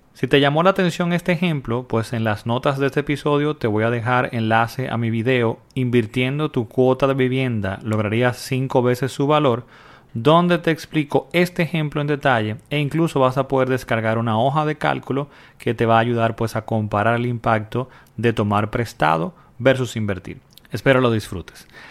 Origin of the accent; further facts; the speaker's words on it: Dominican Republic; en mi país, República Dominicana